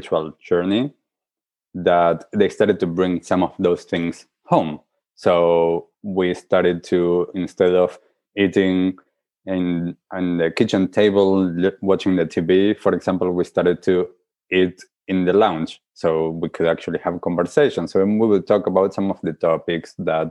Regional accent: Argentina; I grew up in Argentina

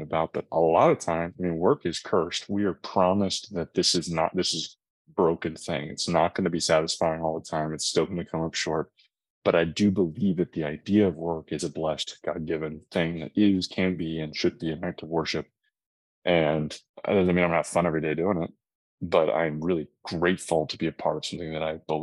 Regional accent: Austin, Texas, United States; born and raised in Austin, Texas

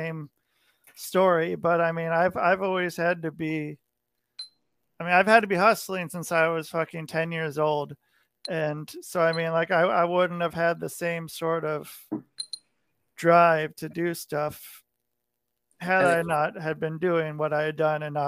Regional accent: near Portland, Oregon, United States; moved away; I grew up near Portland, Oregon

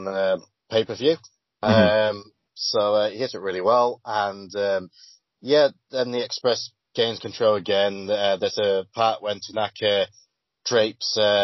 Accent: United Kingdom; I am British

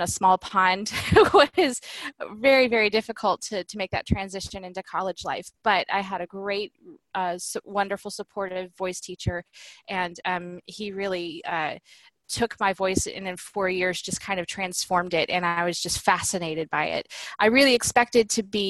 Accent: Southwest Missouri, United States; I grew up in Southwest Missouri in a teeny tiny small town

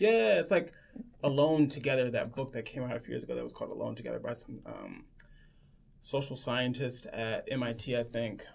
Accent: Los Angeles, California, United States; moved away; I grew up in Los Angeles, born and raised.

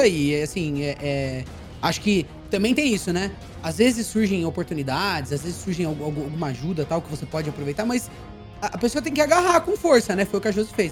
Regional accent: Socorro, São Paulo, Brazil; Eu sou do interior de São Paulo, Socorro, que é uma cidade de 36 mil habitantes

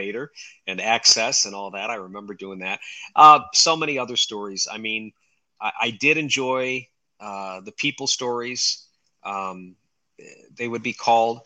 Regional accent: Rochester, New York, United States; It was my hometown

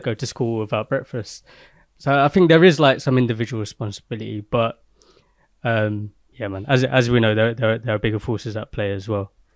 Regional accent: London, United Kingdom; I grew up in Peckham and the gentrification of Peckham.

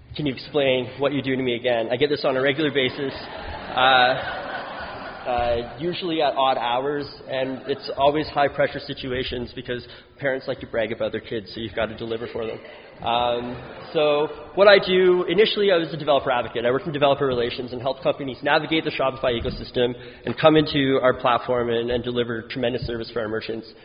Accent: New Brunswick, Canada; now in Ottawa, Canada; I live in Ottawa now, but I'm from New Brunswick

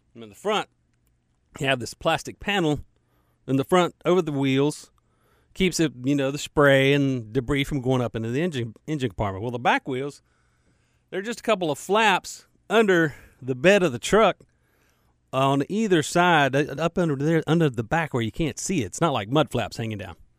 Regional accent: United States; I'm an American

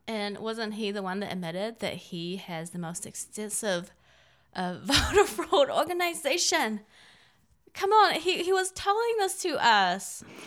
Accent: China; now in United States; I, I'm Chinese. I was born in China

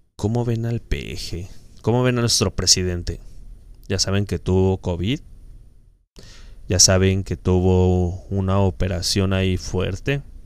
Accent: Mexico; como buenos mexicanos

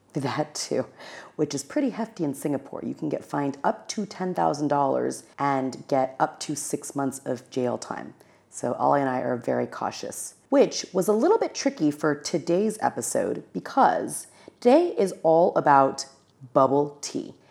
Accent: Los Angeles County, California, United States; I grew up in Los Angeles County in a neighborhood where there was a large Taiwanese American population

